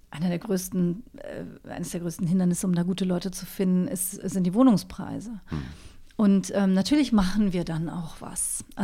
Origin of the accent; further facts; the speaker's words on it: Cologne, North Rhine-Westphalia, Germany; now in Berlin, Germany; Ich bin in Köln aufgewachsen